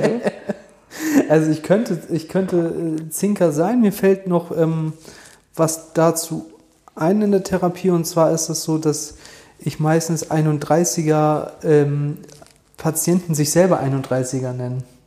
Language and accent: German; Germany; bei uns in Deutschland